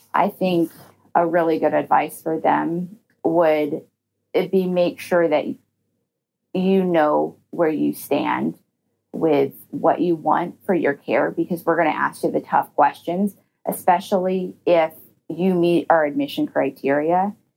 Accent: Georgia, United States; moved away; my home state where I, you know, originally am graduated from like a Georgia nursing school

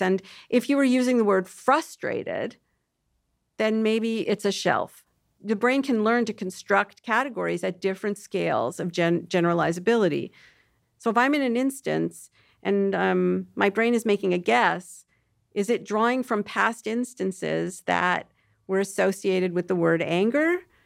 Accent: Toronto, Ontario, Canada; I'm actually from Toronto, which is just like New York

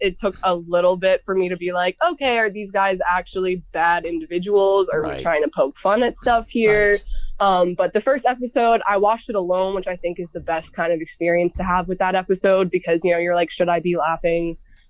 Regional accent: North Carolina, United States; also born or lived in New York; I was born in New York. I've been in Philly plenty of times. But I grew up in North Carolina for the most part.

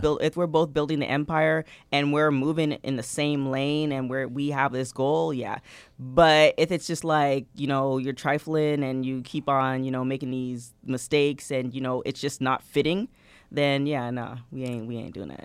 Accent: Toronto, Ontario, Canada; I'm from Toronto

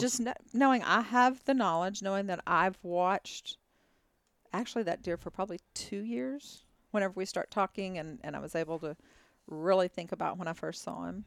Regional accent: Texas, United States; also born or lived in Dallas, Texas; Born and raised in Texas

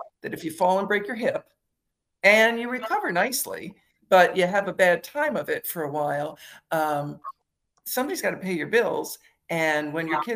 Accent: Michigan, United States; moved away; I'm in Michigan today because I grew up in Michigan

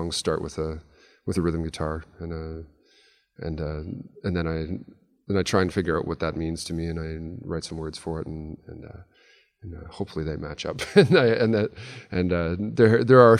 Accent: Yellowknife, Northwest Territories, Canada; now in Edmonton, Canada; I do still define myself as a Yellowknifer. I grew up there.

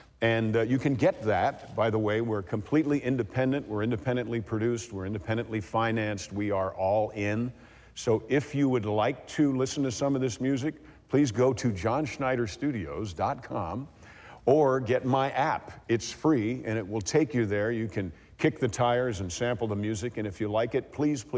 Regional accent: New York, United States; I'm from New York

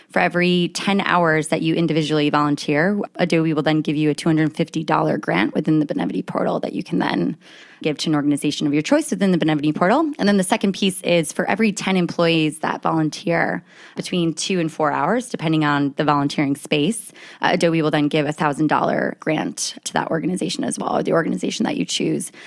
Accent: United States; accent: American; moved away as an adult; now in United Kingdom; As you can tell by my accent, I am an American that's living abroad, and I've been in the U K for about ten years.

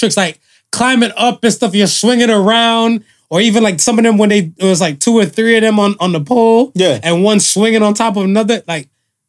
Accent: United States; me growing up in America

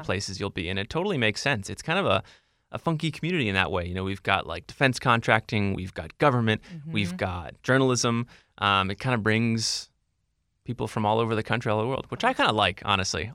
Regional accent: Washington, District of Columbia, United States; I grew up in DC and I'm back here.

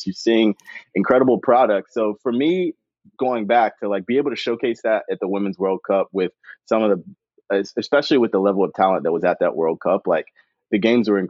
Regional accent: Chapel Hill, North Carolina, United States; I grew up in Chapel Hill, so I grew up in the home of like women's soccer

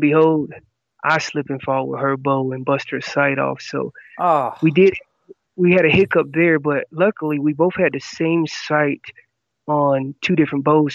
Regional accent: North Carolina, United States; moved away as an adult; also born or lived in California; I'm originally from North Carolina

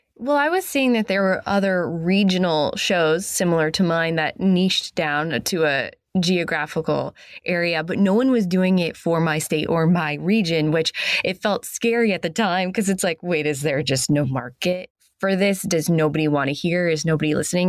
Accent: New England, United States; I'm from New England. I live in Maine.

